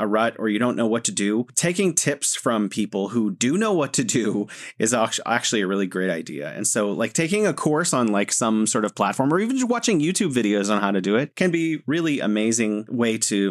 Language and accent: English; United States; as an American